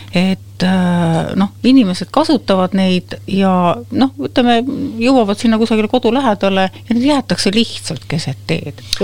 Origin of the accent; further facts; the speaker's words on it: Võru County, Estonia; moved away; mina ei ole ju Tallinna laps või Tallinnas sündinud ja kasvanud, et mina olen kaugelt Võrumaalt